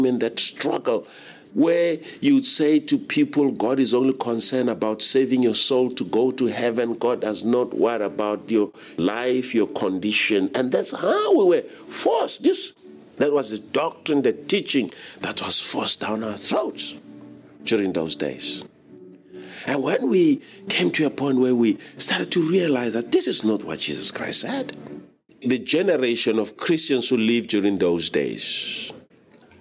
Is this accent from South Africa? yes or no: yes; South Africa; Growing up in South Africa